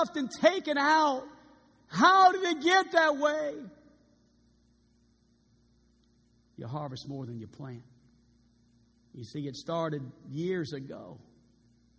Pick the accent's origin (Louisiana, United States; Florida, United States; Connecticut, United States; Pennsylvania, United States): Louisiana, United States; New Orleans; also born or lived in California; now in Arkansas, United States; We're both from New Orleans